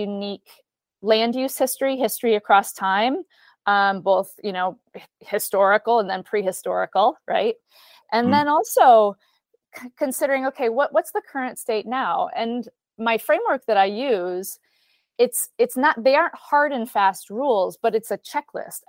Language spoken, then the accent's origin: English; Flint, Michigan, United States; I grew up in Michigan, from Flint, Michigan specifically